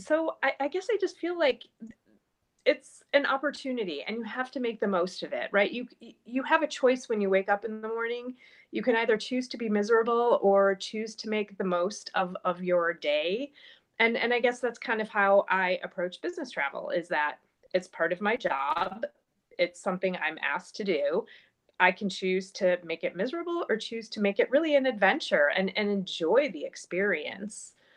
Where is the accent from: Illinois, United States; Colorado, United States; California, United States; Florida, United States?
Illinois, United States; a suburb of Chicago; I was born and raised in a suburb of Chicago